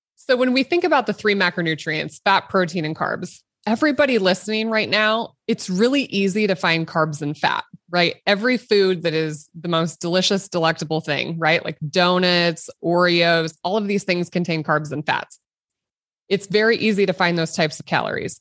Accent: Nebraska, United States; a little girl growing up in Nebraska, which is currently where I practice. So I'm, I'm born and raised, and I, I haven't really left the state

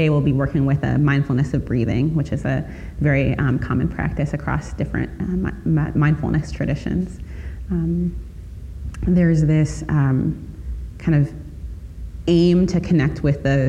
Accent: Chicago, Illinois, United States; I grew up in Chicago

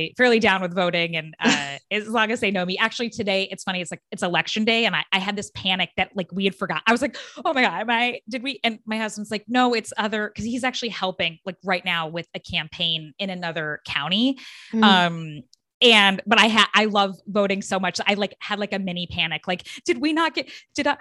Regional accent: Phoenix, Arizona, United States; moved away; part of where I grew up was in Phoenix

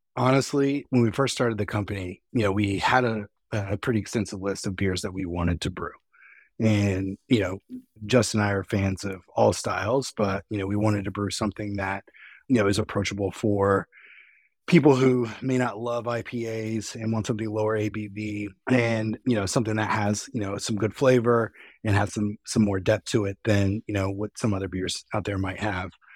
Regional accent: East Coast, United States; now in West Coast, United States; although I'm on the West Coast, I mean, I, I'm from the East Coast

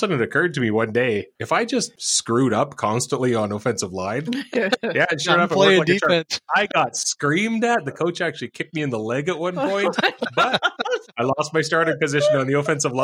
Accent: Edmonton, Alberta, Canada; I'm Western Canadian

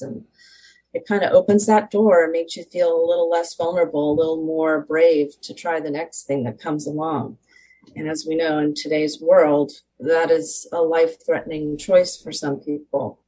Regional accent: Southern California, United States; I was born and raised in Southern California.

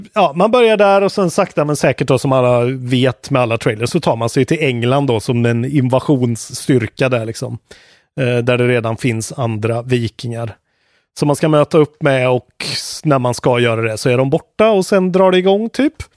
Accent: Sweden; vi är svenskar

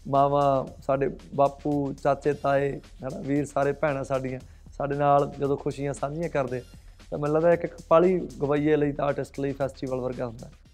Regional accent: Bathinda, Punjab, India; ਮੈਂ ਬਠਿੰਡੇ ਦਾ ਬਾਈ ਮੇਰਾ ਜ਼ਿਲ੍ਹਾ ਬਠਿੰਡਾ ਹੈ

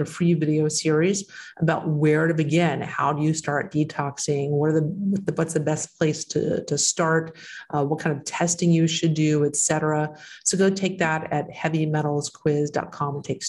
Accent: Texas, United States; And that's my home state. That's where I'm from, Texas. I'm from there.

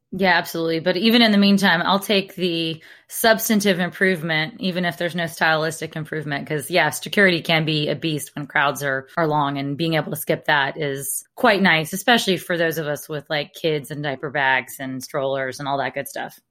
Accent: Alabama, United States; accent: Alabama; I grew up in Alabama where we have a town called Lafayette

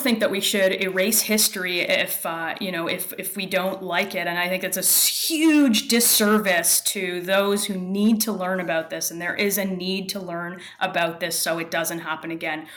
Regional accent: Toronto, Ontario, Canada; I'm in Toronto, and I was born and raised here, just a little north of here in the, in a, in a suburb

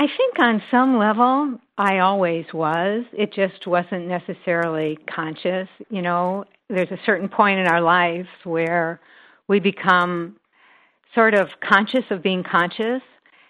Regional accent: Midwest, United States; moved away as an adult; also born or lived in Northern California; now in Southern California, United States; growing up in the Midwest

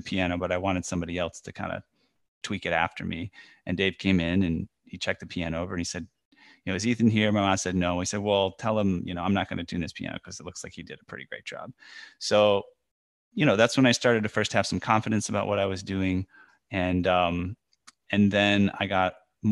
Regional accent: Chicago, Illinois, United States; my hometown of Chicago

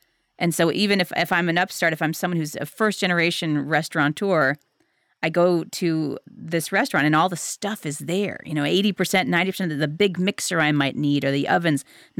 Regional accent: Cleveland, Ohio, United States; moved away as an adult; now in Southern California, United States; I grew up in Cleveland, Ohio, and I was basically dragged to California on a cross-country move a few years ago.

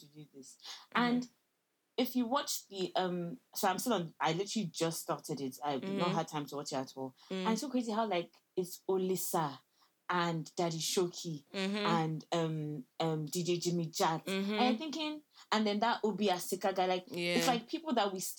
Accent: Nigeria; moved away; I'm from Nigeria

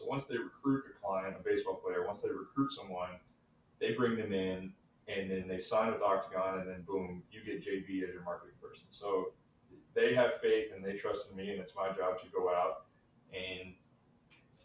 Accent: Brandenburg, Kentucky, United States; I'm from Brandenburg, Kentucky, a town of 2,000 people

